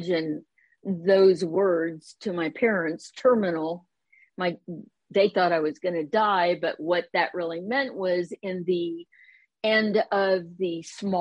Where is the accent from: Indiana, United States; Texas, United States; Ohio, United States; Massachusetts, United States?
Ohio, United States; Columbus; moved away as an adult; also born or lived in East Bay, California / San Francisco / Concord, California; now in Roseville, United States; the Midwest, which is where I grew up in Columbus, Ohio